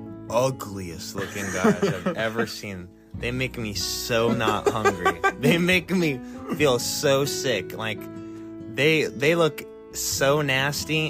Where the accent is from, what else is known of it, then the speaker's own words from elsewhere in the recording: Alabama, United States; moved away; I live in Alabama.